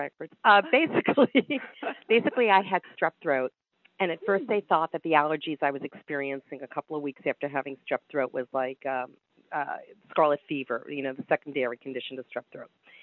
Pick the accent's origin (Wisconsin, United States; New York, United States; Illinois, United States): New York, United States; moved away; also born or lived in Delaware; I grew up in New York